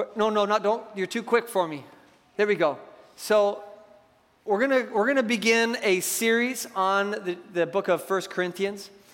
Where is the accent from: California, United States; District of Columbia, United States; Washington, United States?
Washington, United States; Seattle; I grew up in Seattle